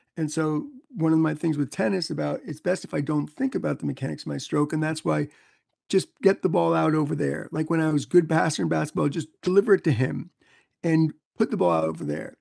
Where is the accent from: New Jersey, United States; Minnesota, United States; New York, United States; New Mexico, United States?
New York, United States; New York City; moved away as an adult; also born or lived in North Carolina; when I got to North Carolina growing up in New York City